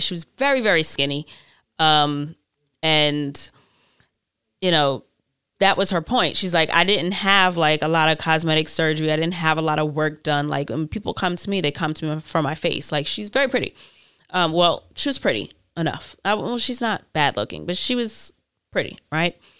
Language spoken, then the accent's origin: English; New York, United States; I'm from New York and there's a million different types of people here